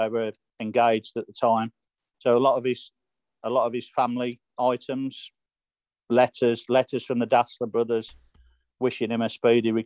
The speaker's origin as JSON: {"language": "English", "area": "Black Country", "region": "West Midlands", "country": "United Kingdom", "said": "I'm from the Midlands anyway, from the Black Country"}